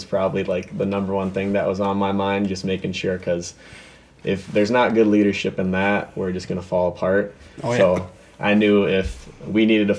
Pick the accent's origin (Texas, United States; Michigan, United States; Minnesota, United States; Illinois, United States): Minnesota, United States; Andover; I grew up in Andover my whole life.